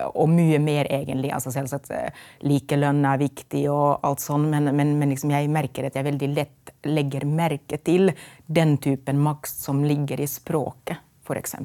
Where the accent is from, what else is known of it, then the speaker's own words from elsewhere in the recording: Finland; Norwegian is a second language; moved away as an adult; also born or lived in Lillehammer, Norway; now in Norway; vi i Finland